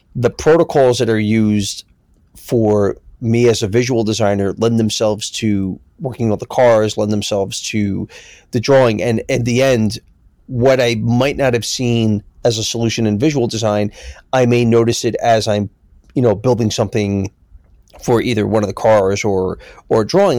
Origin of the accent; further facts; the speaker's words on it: Philadelphia, Pennsylvania, United States; now in New York, United States; growing up in Philly